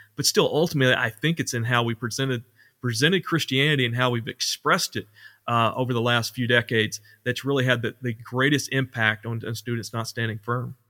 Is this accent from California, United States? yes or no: no; Ashley, Arkansas, United States; also born or lived in Conway, Arkansas / Mount Vernon, Arkansas; went back to Ashley on my hometown